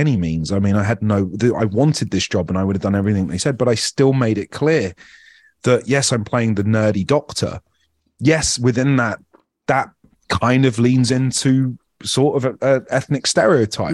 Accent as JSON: {"language": "English", "country": "United Kingdom", "moved": "as an adult", "lives_now": "United States", "said": "being Indian but being British"}